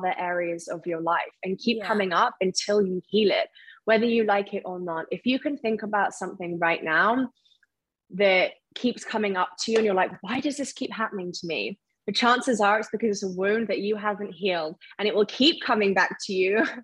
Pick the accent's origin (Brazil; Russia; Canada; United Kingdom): United Kingdom; Surrey, South East England; moved away as an adult; also born or lived in Isle of Wight; I'm originally from Surrey